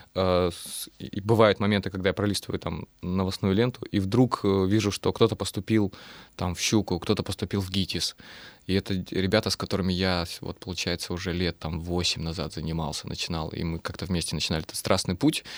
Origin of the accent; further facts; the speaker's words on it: Russian Far East, Russia; accent: Far Eastern; now in Saint Petersburg, Russia; Я люблю свой э, дальневосточный говор